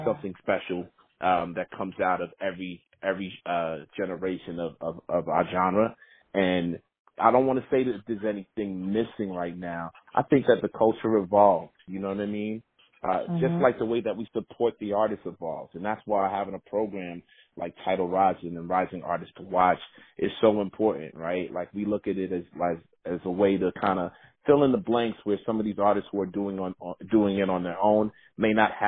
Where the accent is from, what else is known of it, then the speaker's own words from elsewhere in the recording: New York City, New York, United States; I'm from Queens